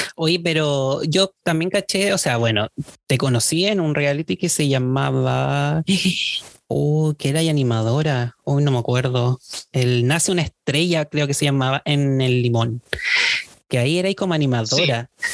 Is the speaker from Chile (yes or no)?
yes; Viña del Mar, Valparaíso, Chile; yo soy de Viña